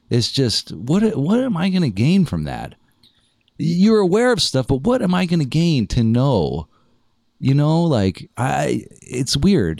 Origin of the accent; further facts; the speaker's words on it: El Segundo, California, United States; also born or lived in San Diego; now in Los Angeles, United States; I'm from El Segundo